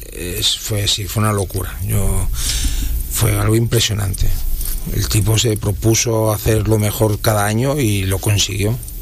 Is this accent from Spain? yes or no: yes; Catalonia, Spain; now in Dominican Republic; donde yo soy, el de Cataluña